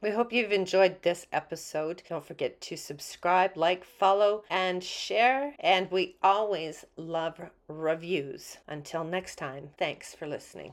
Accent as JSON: {"language": "English", "country": "Canada", "also_born_or_lived": "Calgary, Alberta", "said": "I'm a Canadian"}